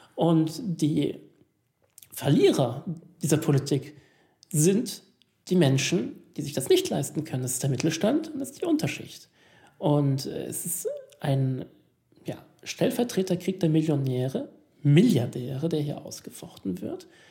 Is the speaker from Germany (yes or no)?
no; Italy; hier als Italiener